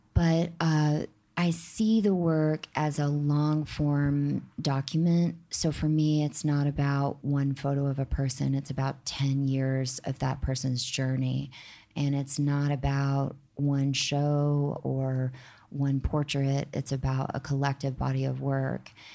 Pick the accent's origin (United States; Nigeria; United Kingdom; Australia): United States; the South; now in New York, United States; I'm not from here, but I'm, I'm from the South